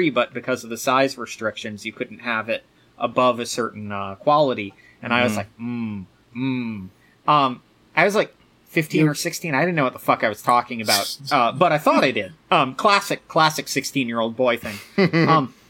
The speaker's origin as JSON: {"language": "English", "region": "Virginia", "country": "United States", "tie": "born or raised there", "said": "the area that I grew up, I was close enough to Richmond"}